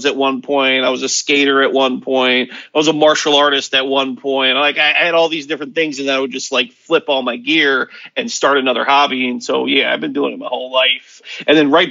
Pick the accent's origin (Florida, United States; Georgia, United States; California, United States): Florida, United States; Hollywood; I was born in Hollywood, Florida